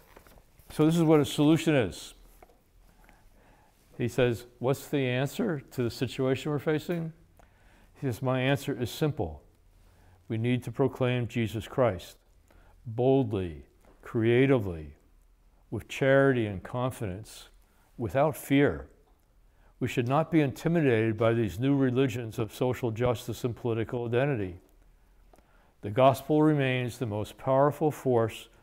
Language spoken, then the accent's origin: English; United States; when we were growing up in New York, New Jersey